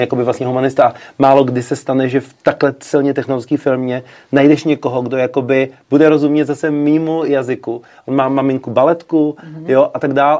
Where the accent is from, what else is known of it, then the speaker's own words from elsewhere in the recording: Czechia; moved away as an adult; now in New York, United States; jsem z Česka